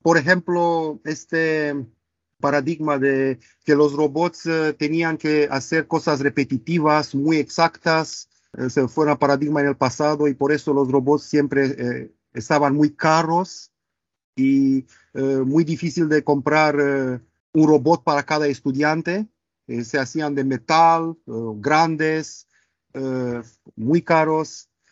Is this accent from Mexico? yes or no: no; Romania; first language Romanian; Spanish is a second language; moved away as an adult; also born or lived in Barcelona, Spain; now in Manchester, United Kingdom; soy de Rumanía, del este de Europa